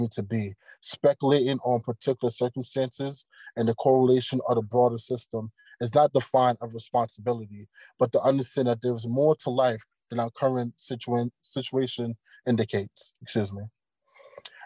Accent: New York City, New York, United States; growing up in Brooklyn, New York

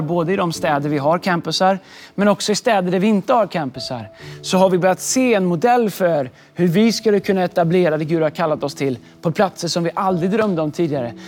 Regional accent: Sweden; also born or lived in Stockholm; Nu har jag varit hemma i Sverige

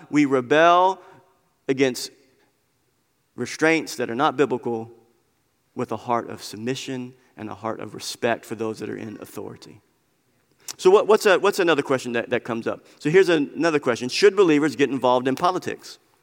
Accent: United States; we are Christians living in America

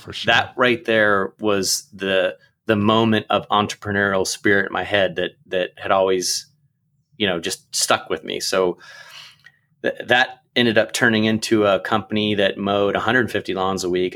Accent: Pickerington, Ohio, United States; also born or lived in Akron, Ohio; I grew up in Pickerington

